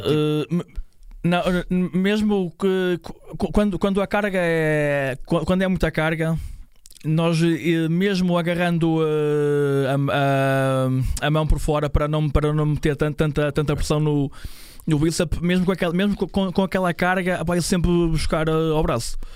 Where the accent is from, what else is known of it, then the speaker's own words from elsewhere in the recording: São João da Madeira, Aveiro District, Portugal; Eu sou de, de São João da Madeira